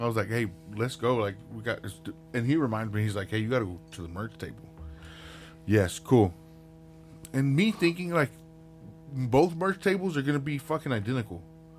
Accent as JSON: {"language": "English", "region": "West Texas", "country": "United States", "tie": "born or raised there", "said": "I was like, well, I'm from here from Texas. I was like, I'm from West Texas. You know, I grew up fucking cutting cotton and farming."}